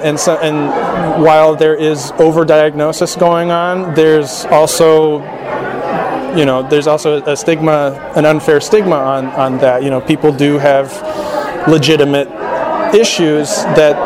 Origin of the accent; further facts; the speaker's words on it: Laguna Beach, California, United States; I was born and raised in Laguna Beach.